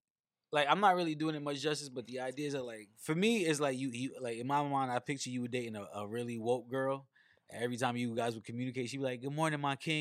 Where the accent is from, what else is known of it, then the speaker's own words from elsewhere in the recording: New York City, New York, United States; As a New Yorker born and raised, I'm 35 now.